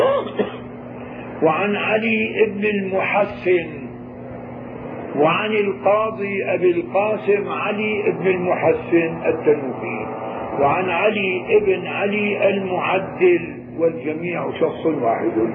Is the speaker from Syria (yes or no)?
yes; Syria; نحن عندنا بالشام هون